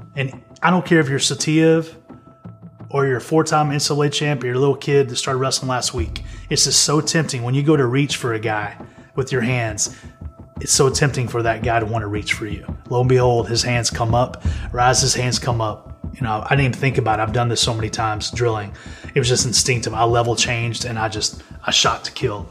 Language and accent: English; Amarillo, Texas, United States; I'm from Amarillo, Texas